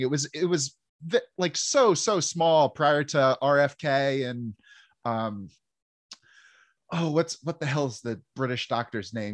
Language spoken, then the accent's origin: English; New Jersey, United States; I grew up in New Jersey